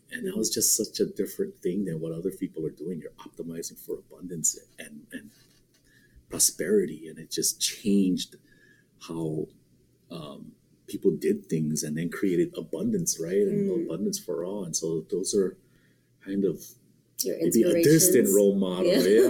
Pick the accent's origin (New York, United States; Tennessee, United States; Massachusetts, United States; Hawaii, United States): Hawaii, United States; Lanai; I was 5 years old. I was living with them on Lanai. My grandpa was a pineapple truck driver.